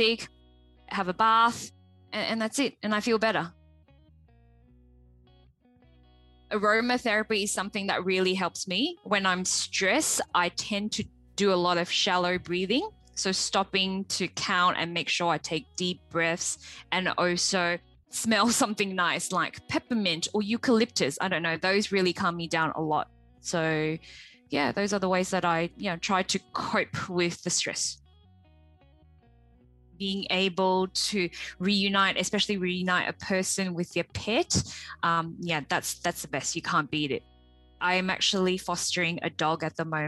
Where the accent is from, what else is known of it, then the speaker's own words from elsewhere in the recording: Malaysia; moved away as an adult; I came from Malaysia 18 years ago to study. I came here alone.